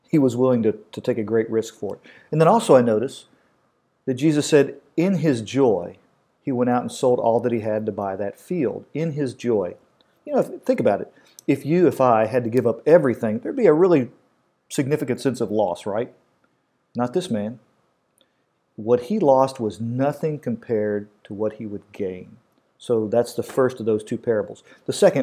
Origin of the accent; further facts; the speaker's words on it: Kentucky, United States; I'm from Kentucky